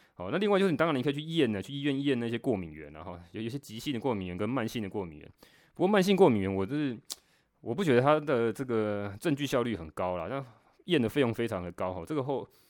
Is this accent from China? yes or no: no; Taiwan; 我们台湾人讲那个腰子